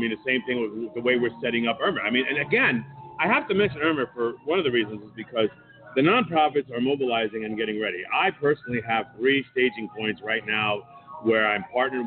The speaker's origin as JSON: {"language": "English", "town": "New York City", "region": "New York", "country": "United States", "tie": "born or raised there", "said": "I grew up in New York City"}